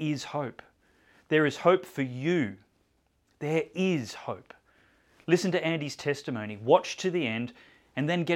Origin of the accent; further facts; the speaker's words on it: Australia; I don't think I'm rare as an Aussie.